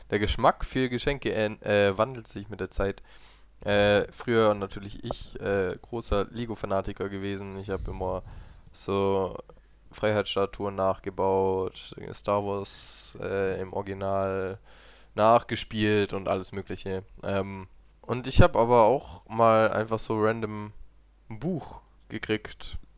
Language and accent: German; Italy; Ja, okay, ich bin Italiener, ja.